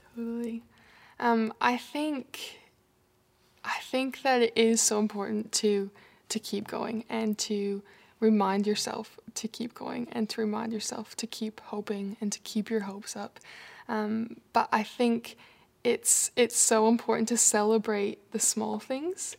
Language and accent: English; Canada; moved away as an adult; now in Australia; you might notice my accent. I'm from Canada.